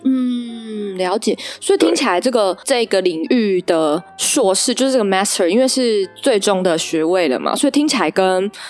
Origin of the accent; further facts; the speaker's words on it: Taichung, Taiwan; 我是台中人